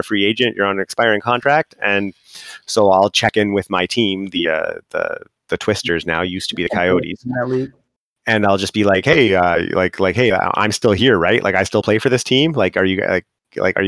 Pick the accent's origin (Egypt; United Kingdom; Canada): Canada; I'm Canadian